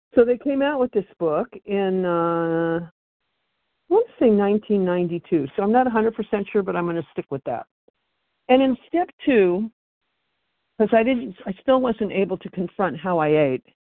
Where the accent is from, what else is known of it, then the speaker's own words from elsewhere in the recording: West Coast, United States; I am from the West Coast